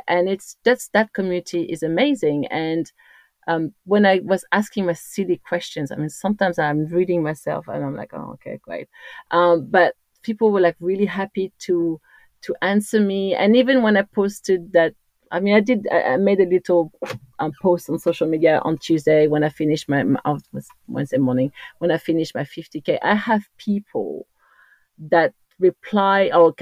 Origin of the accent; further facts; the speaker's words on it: Corsica, France; accent: French; English is a second language; moved away; as you can hear from my accent, I'm French, but I come from the most beautiful island in the world, of course, is Corsica.